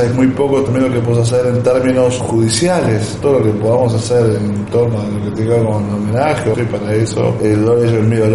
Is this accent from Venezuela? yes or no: no; Argentina; como judíos de Argentina